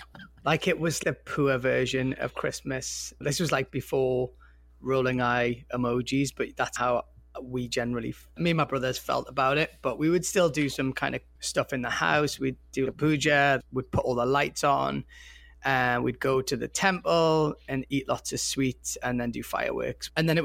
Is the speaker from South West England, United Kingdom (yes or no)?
no; Newcastle upon Tyne, North East England, United Kingdom; I grew up in Newcastle in the Northeast where there's like 7 families and they're all my cousins